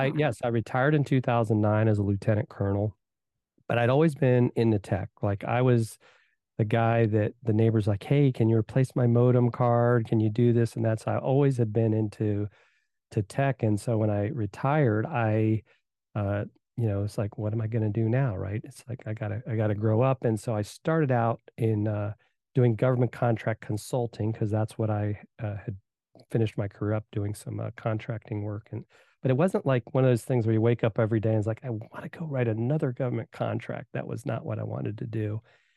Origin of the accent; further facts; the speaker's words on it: Virginia, United States; also born or lived in Indiana; And so I was born in Indiana. They moved to Virginia, grew up there, played, soccer.